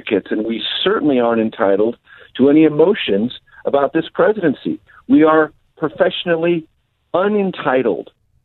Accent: San Diego, California, United States; moved away as an adult; also born or lived in Amarillo, Texas / Las Vegas, Nevada / Houston, Texas / Columbia, Missouri; now in Washington, United States; I grew up in San Diego, came to the Midwest

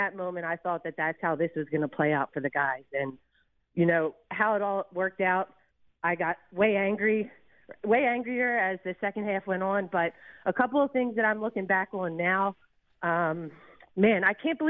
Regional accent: Philadelphia, Pennsylvania, United States; now in Houston, United States; I'm born and raised in Philly.

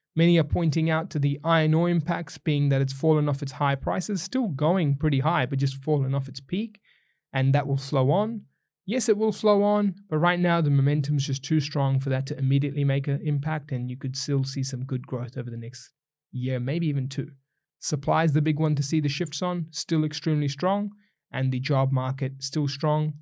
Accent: New Zealand; now in Australia; I'm a Kiwi, not an Aussie

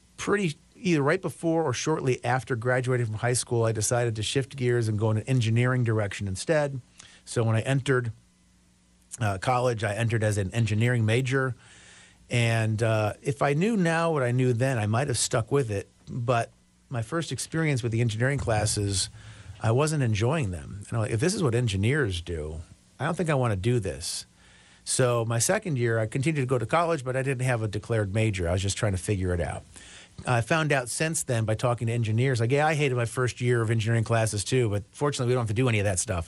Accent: Chicago, Illinois, United States; I grew up in the Chicago, Illinois area, the, the west and, uh, northwest suburbs of Chicago

